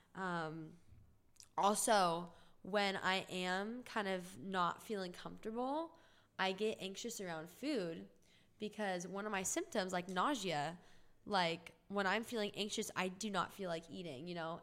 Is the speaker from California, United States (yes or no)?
yes; Orange County, California, United States; moved away as an adult; now in Los Angeles, United States; I'm from Orange County, California, and I lived there all my life.